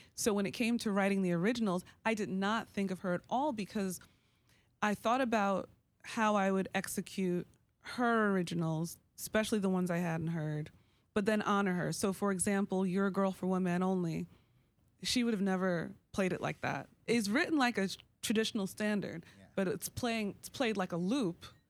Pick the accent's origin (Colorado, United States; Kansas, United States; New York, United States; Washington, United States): New York, United States; growing up in New York, I was a hip hop baby